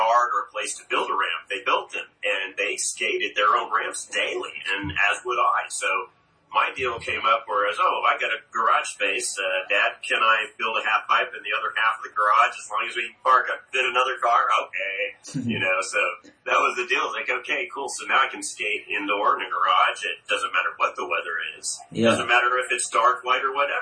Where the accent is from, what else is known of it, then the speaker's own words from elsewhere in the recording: Houston, Texas, United States; growing up in Texas? Well, I've never left it